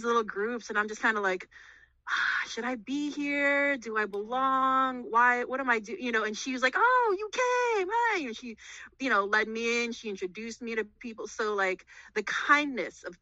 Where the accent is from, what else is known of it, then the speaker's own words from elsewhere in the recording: Chicago, Illinois, United States; I was born and raised in Chicago, but I currently live in the burbs